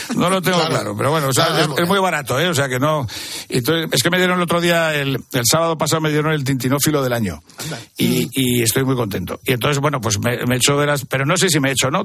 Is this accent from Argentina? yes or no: no; Madrid, Community of Madrid, Spain; born or raised there; also born or lived in Torrelavega, Cantabria